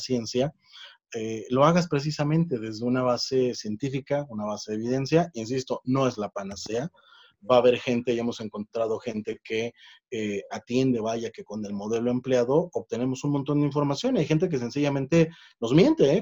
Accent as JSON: {"language": "Spanish", "country": "Mexico", "said": "acá en México"}